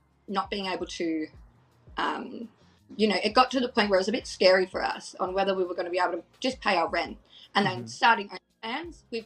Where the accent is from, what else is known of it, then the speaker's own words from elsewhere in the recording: Australia; I live in like a rural sort of area